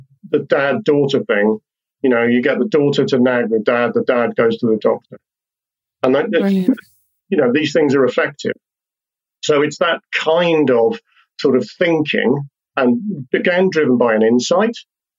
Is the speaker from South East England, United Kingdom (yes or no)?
no; Wales, United Kingdom; accent: English; I live in Wales. I'm a Welshman with an English accent